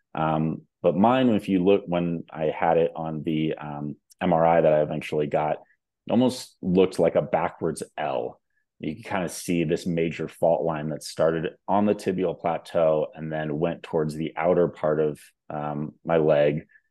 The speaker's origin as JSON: {"language": "English", "region": "Southern California", "country": "United States", "moved": "yes", "lives_now": "Denver, United States", "said": "I am calling in from Denver, Colorado. Uh, originally from Southern California, actually."}